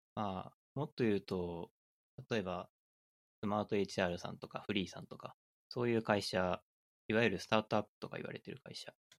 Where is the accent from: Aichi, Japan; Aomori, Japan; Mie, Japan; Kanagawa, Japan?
Aichi, Japan; 僕愛知県出身なんで、うん、愛知県って車の工場とかがたくさんあって、車がすごい混むんですよね。うちの近所に国道があって